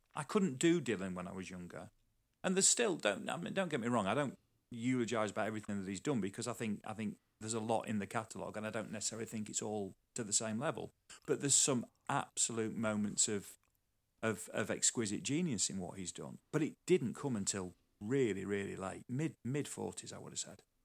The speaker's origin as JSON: {"language": "English", "town": "Sheffield", "region": "Yorkshire and the Humber", "country": "United Kingdom", "tie": "born or raised there", "also_born_or_lived": "Newcastle", "moved": "yes", "said": "I grew up around Sheffield"}